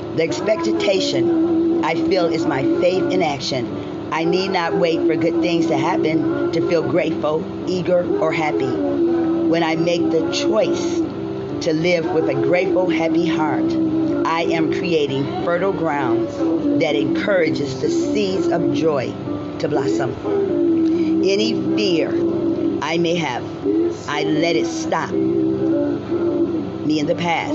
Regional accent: Ohio, United States; I'm from Ohio, my home state.

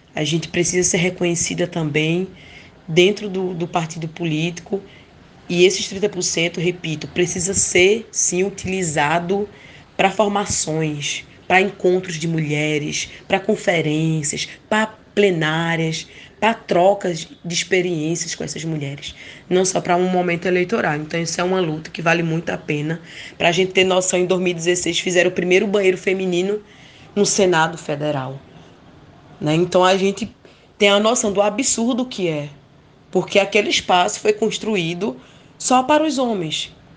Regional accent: Bom Jardim, Pernambuco, Brazil; also born or lived in Surubim; sou natural da cidade de Bom Jardim, onde eu passei parte da minha infância na zona rural com a minha família

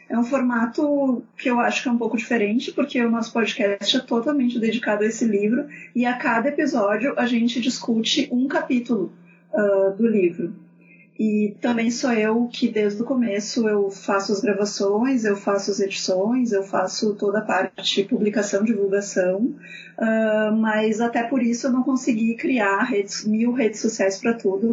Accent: Porto Alegre, Rio Grande do Sul, Brazil; eu sou de Porto Alegre, não sei se vocês vão reparar isso pelo meu sotaque

